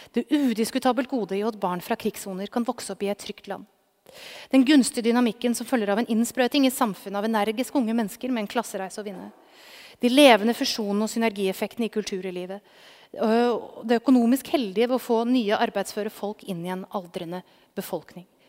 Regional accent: Norway; now in Oslo, Norway; Min egen bakgrunn fra en gård på det norske bondelandet

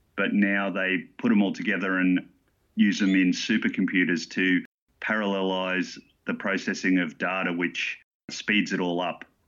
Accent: Gladstone, Queensland, Australia; now in Sydney, Australia; I grew up in Gladstone, Queensland

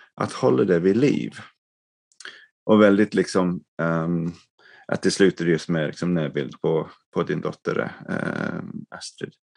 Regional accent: England, United Kingdom; moved away; jag växte upp som, liksom, i England, liksom, medelklassfamiljen

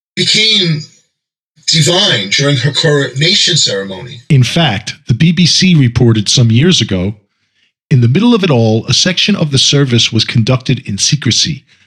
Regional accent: United States; I'm American also

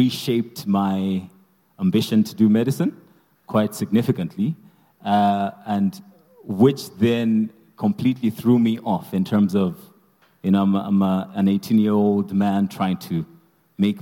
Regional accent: Zambia; moved away as an adult; now in South Africa; I'm from Zambia, I would say, you know, the reason I came to SA was to study.

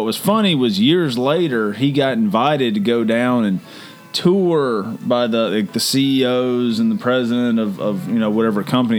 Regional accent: Laurinburg, North Carolina, United States; Little town called Laurinburg, North Carolina.

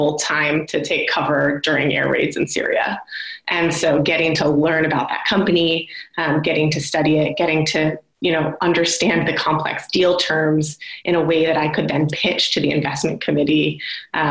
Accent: United States; as an American woman in international development

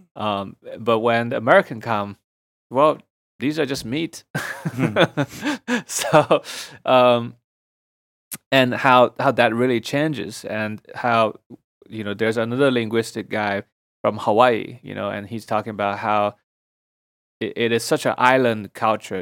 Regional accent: Shanghai, China; moved away as an adult; now in United States; Shanghai was mostly just cities. There's not much nature, and uh, as a city boy

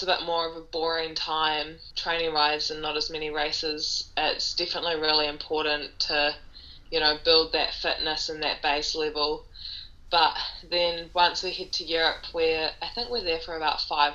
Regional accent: New Zealand; I'm from New Zealand

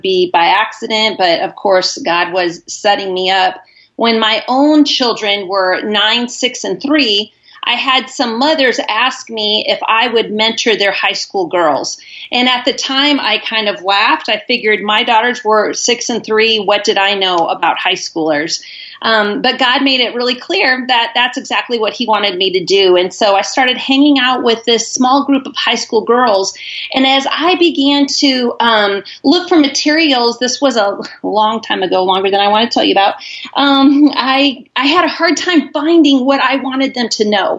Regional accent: Iowa, United States; moved away as an adult; now in Charlotte, United States; I'm originally from Iowa

